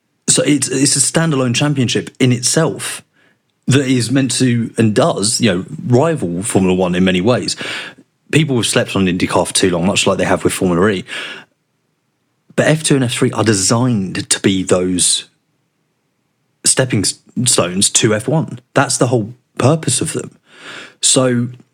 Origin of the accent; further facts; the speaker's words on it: London, United Kingdom; I grew up in South London. We didn't have tractors.